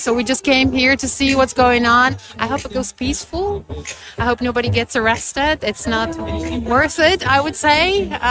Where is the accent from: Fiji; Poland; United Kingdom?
Poland; moved away as an adult; now in Belgium; I'm from Poland originally